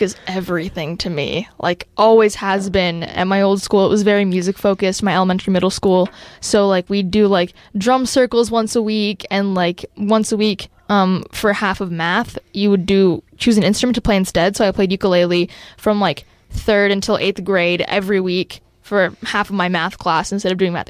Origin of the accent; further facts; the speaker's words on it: Bend, Oregon, United States; I was born and raised in Bend. I've lived here my entire life